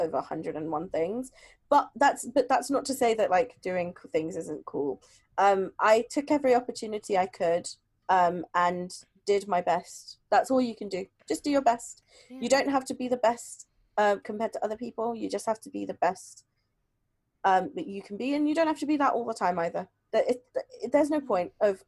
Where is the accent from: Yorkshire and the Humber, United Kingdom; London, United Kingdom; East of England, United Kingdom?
London, United Kingdom; born and brought up in London